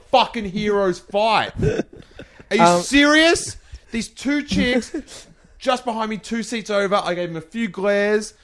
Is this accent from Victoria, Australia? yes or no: yes; Melbourne, Victoria, Australia; So I'm from Melbourne